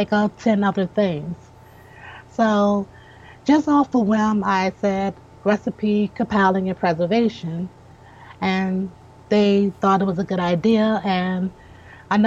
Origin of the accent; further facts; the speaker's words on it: Richmond, Virginia, United States; I'm born and raised in Richmond